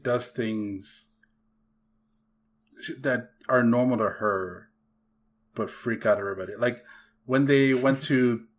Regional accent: the South, United States; when you're from the South like us

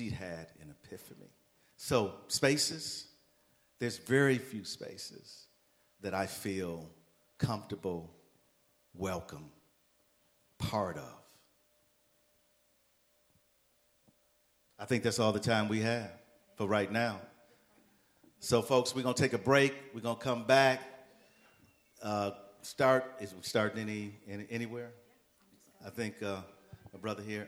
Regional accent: United States; I was born and raised here in the Northeast.

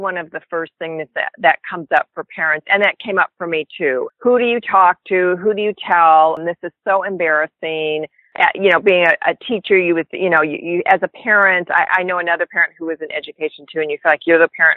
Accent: Northern California, United States; I am from Northern California. Been a California girl most of my life, since actually a very young age

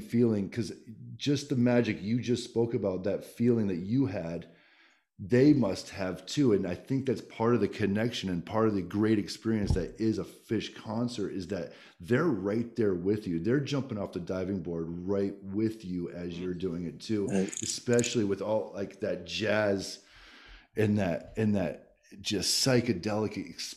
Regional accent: Plattsburgh, New York, United States; we're from Plattsburgh

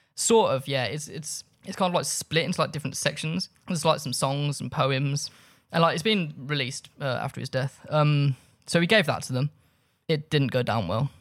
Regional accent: Birmingham, West Midlands, United Kingdom; I grew up in Birmingham.

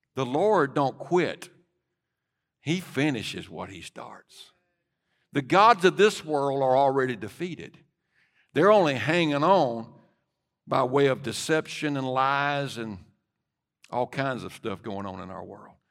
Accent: United States; as an American

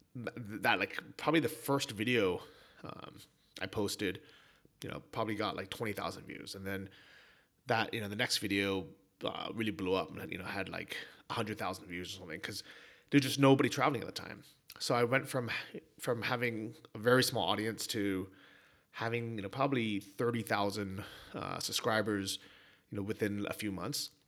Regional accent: San Francisco, California, United States; growing up in San Francisco

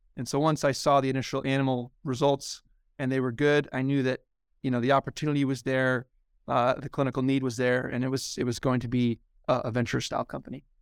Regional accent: Omaha, Nebraska, United States; moved away as an adult; also born or lived in Lincoln, Nebraska / Baltimore, Maryland / Stanford, California / San Francisco Bay Area; I'm originally from Nebraska, born and raised in Omaha.

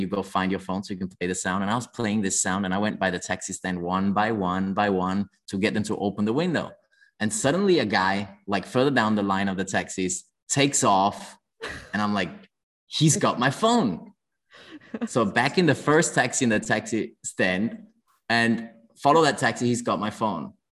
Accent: Denmark; moved away as an adult; also born or lived in London, United Kingdom; now in Hong Kong; I grew up in Denmark

